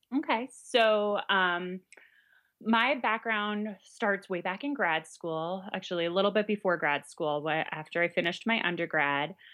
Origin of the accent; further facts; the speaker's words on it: New York, United States; moved away as an adult; also born or lived in Illinois; now in Central Illinois, United States; I'm originally from New York